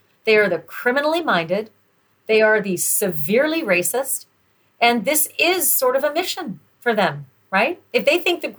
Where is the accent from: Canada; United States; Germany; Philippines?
Canada; I'm Canadian